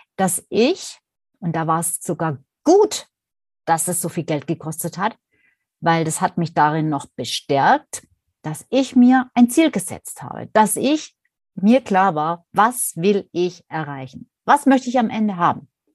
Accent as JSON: {"language": "German", "region": "Swabia", "country": "Germany", "tie": "born or raised there", "accent": "Swabian", "said": "vielleicht hört man es ja auch ab und an, dass ich eine gebürtige Schwäbin bin"}